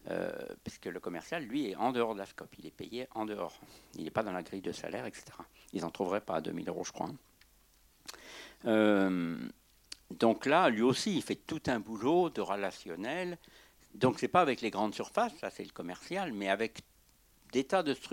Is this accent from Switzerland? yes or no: no; Brittany, France; Euh, je viens de Bretagne, là, j'étais quatre jours en projection en Bretagne.